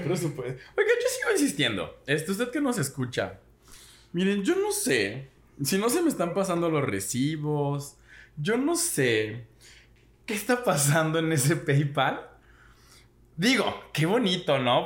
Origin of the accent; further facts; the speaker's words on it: Xalapa, Veracruz, Mexico; moved away as an adult; yo que me salí de Jalapa, mi primera vez viviendo solo fue en otro estado